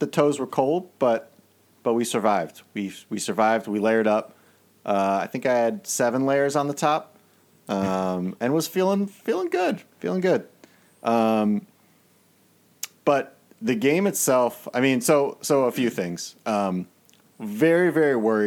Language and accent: English; Maryland, United States; I grew up in Maryland.